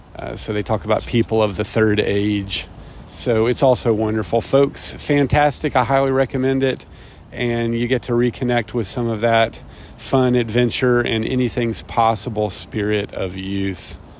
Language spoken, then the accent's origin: English; Chattanooga, Tennessee, United States; moved away as an adult; also born or lived in Chapel Hill, North Carolina; When I was 18 years old, I left my hometown of Chattanooga, Tennessee